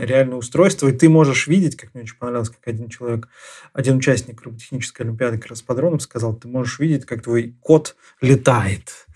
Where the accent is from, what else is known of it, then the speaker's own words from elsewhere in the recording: Nizhny Novgorod, Nizhny Novgorod Oblast, Russia; я как нижегородец